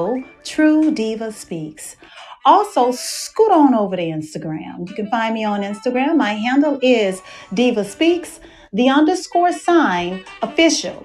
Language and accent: English; Dallas, Texas, United States; moved away; I am hosting my show from my hometown of Dallas, Texas